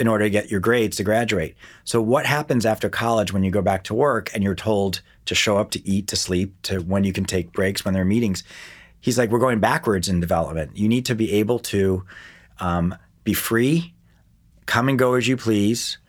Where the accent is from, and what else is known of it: West Hartford, Connecticut, United States; born or raised there; also born or lived in Akron, Ohio / Miami Beach, Florida / New York / Portland